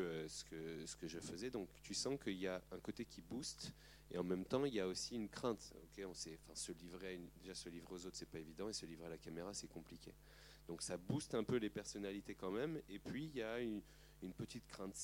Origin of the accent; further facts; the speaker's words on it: Aubervilliers, Île-de-France, France; j'ai grandi à Aubervilliers